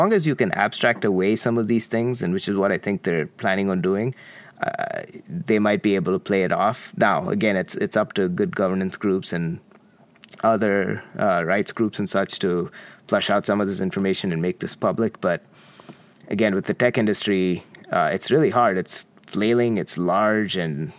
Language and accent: English; Qatar; I grew up in Qatar. My dad worked in Qatar for 37 years. It was an interesting little country.